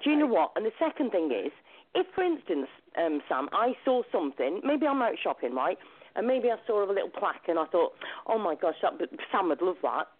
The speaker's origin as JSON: {"language": "English", "town": "Shrewsbury", "region": "West Midlands", "country": "United Kingdom", "also_born_or_lived": "New Zealand", "moved": "as an adult", "said": "I came all the way from New Zealand on my own, all the way back to Shrewsbury"}